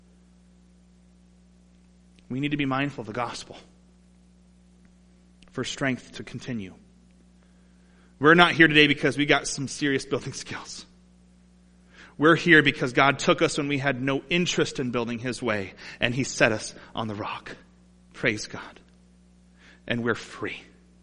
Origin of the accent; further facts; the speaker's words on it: Toledo, Ohio, United States; Growing up in Toledo